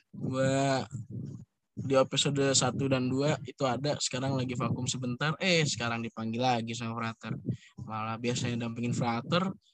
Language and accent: Indonesian; Surabaya, East Java, Indonesia; saya emang orang Surabaya.